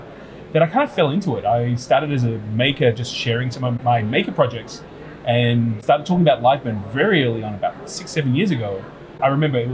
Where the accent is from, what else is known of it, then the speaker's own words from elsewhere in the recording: Australia; I'm Australian